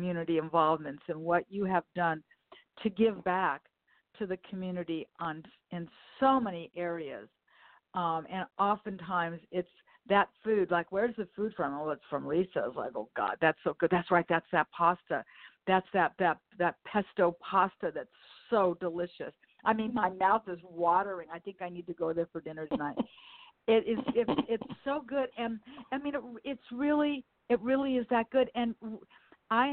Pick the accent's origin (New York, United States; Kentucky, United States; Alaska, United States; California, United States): California, United States; Los Angeles; also born or lived in Westchester, Los Angeles; When I was a child and I grew up in the Manchester Square area